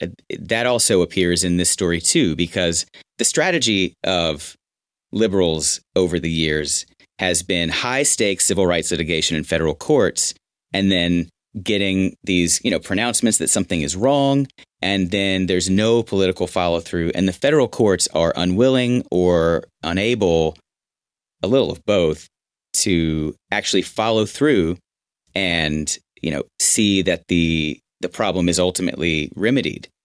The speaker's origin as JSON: {"language": "English", "town": "Houston", "region": "Texas", "country": "United States", "tie": "born or raised there", "also_born_or_lived": "Austin / New York / Los Angeles", "moved": "as an adult", "said": "my hometown"}